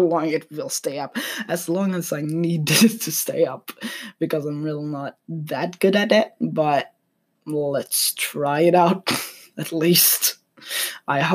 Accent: Sweden; I'm from Sweden

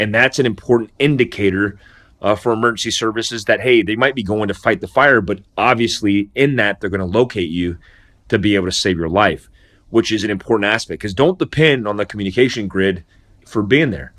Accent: Daytona Beach, Florida, United States; I grew up in Daytona Beach, Florida, and Volusia County

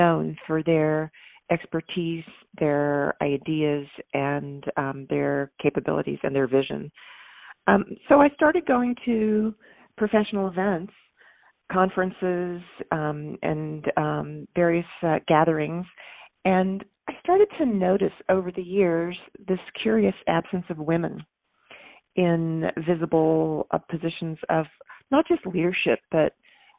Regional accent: Texas, United States; I'm from Texas, and I was raised in a family with loving parents

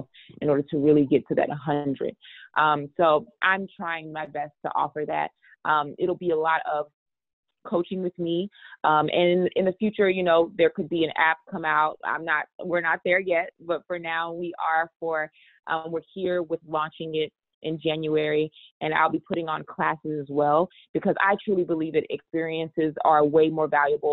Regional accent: Texas, United States; I come from Texas, and you know, a lot of my family members have diabetes

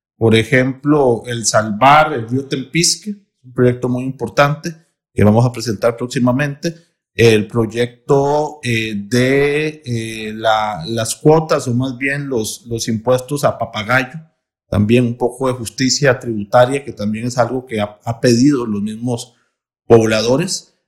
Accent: Paraíso, Cartago, Costa Rica; yo soy de Cartago, soy de Paraíso de Cartago

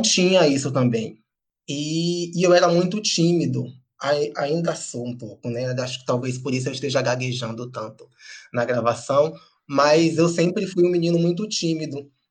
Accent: Amélia Rodrigues, Bahia, Brazil; moved away as an adult; now in Salvador, Brazil; o fato de eu ser de Amélia Rodrigues, ter morado lá até meus 20 anos

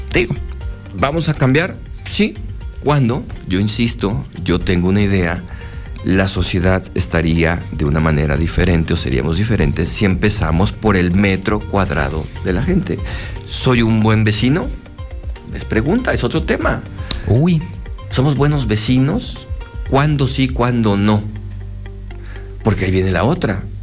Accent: Mexico; como mexicanos, ¿Cómo somos los mexicanos?

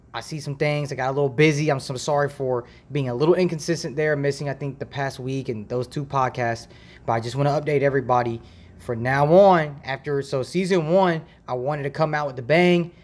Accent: Dayton, Ohio, United States; also born or lived in Toledo, Ohio; I was born and raised in Dayton, Ohio

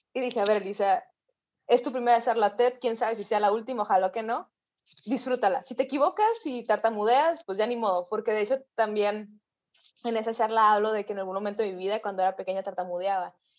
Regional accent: Mexicali, Baja California, Mexico; yo soy de Mexicali, Baja California, una ciudad súper al norte de México.

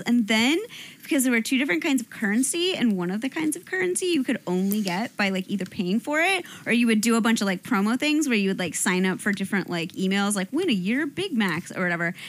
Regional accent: Ohio, United States; moved away

